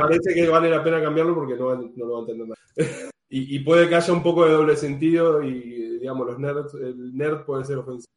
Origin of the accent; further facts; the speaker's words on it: Argentina; now in Amsterdam, Netherlands; estoy viviendo actualmente en Ámsterdam, soy argentina